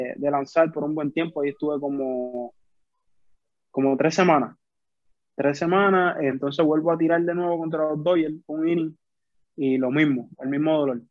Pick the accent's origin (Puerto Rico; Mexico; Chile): Puerto Rico; Carolina; also born or lived in San Juan, Puerto Rico; Yo soy de Carolina, de Puerto Rico. Criado. Carolina, Puerto Rico. sí, criado. Nací en San Juan, pero me he criado toda mi vida aquí